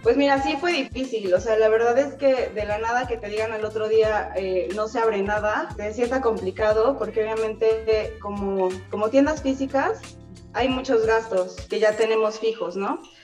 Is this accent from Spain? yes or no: no; Mexico; como mexicanos